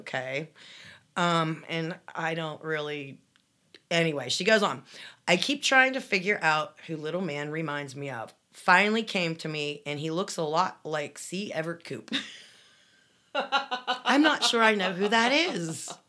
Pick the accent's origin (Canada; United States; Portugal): Canada; Love your show. I'm from Canada.